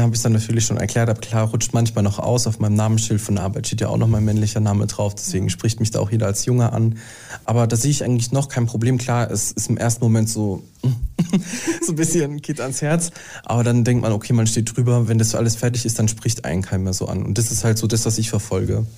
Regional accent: Mannheim, Baden-Württemberg, Germany; moved away; ich komme aus Mannheim

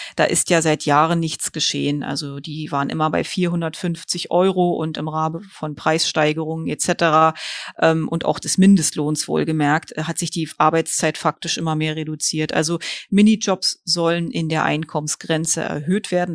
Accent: Germany; hier bei uns in Deutschland

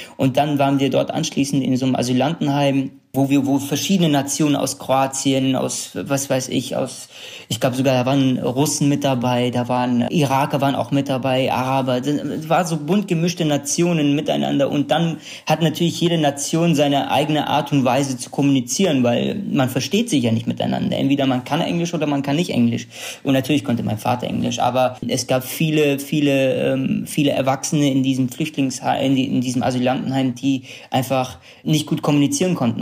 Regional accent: Sulaymaniyah, Kurdistan Region, Iraq; first language Kurdish; German is a second language; now in Germany; in meiner Heimatstadt äh, Slemania, in der wir sind

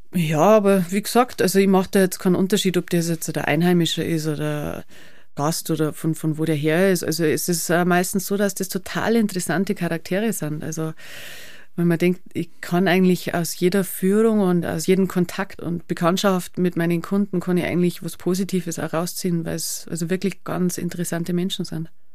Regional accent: Schneibsteinhaus, Bavaria, Germany; Ich bin da aufgewachsen

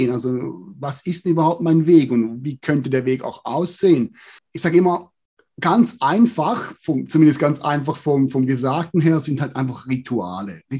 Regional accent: Switzerland; Ja, grundsätzlich als Schweizer, ja, oder als Mensch allgemein ist mein Fokus

